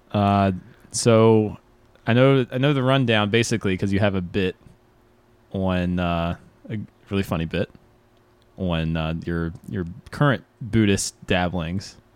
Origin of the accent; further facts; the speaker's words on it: the South, United States; I grew up in the South